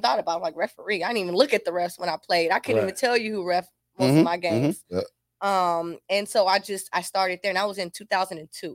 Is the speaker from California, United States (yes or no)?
yes; Compton, California, United States; growing up in Compton